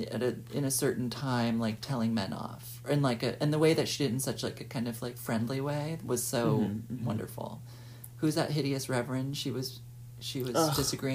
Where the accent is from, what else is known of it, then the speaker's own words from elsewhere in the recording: New York City, New York, United States; my experience growing up in Soho. You know, when I was a little kid, it became all galleries while I was growing up.